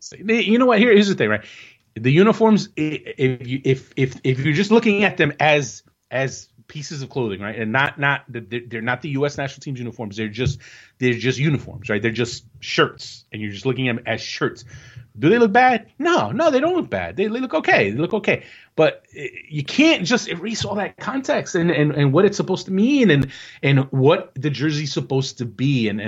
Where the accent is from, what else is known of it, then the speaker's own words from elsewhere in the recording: United States; and as fans, as American soccer fans, and you want to root for this team and be all patriotic and be about your country